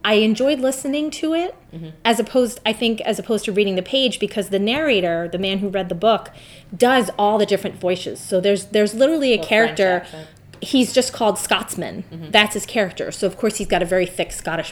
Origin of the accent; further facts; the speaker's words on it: Westerly, Rhode Island, United States; now in Mont Vernon, United States; my hometown of Westerly, Rhode Island.